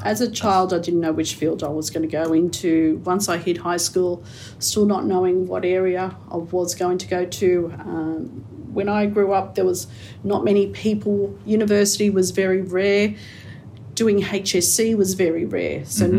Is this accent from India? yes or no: no; Sydney, New South Wales, Australia; also born or lived in Camperdown; I grew up around the Liverpool area